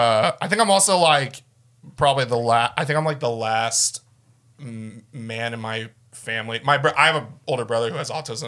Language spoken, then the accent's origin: English; Tulsa, Oklahoma, United States; also born or lived in Los Angeles; I'm from Tulsa, born and raised.